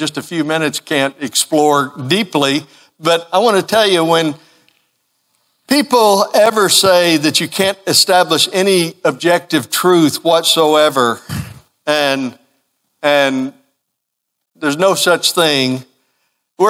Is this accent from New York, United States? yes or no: no; Kentucky, United States; growing up in Kentucky